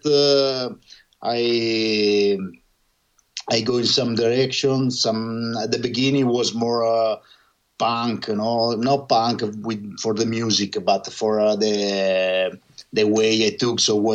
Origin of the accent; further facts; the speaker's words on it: Senigallia, Marche, Italy; English is a second language; my hometown, Senigallia